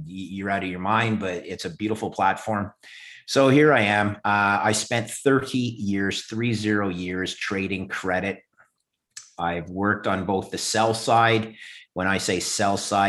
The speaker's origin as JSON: {"language": "English", "town": "Montreal", "region": "Quebec", "country": "Canada", "tie": "born or raised there", "also_born_or_lived": "Ithaca, New York, United States", "said": "I'm Canadian. I grew up in Montreal"}